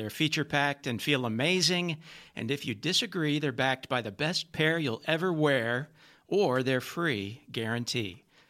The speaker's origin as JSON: {"language": "English", "town": "Garland", "region": "Texas", "country": "United States", "said": "I'm from Garland, Texas."}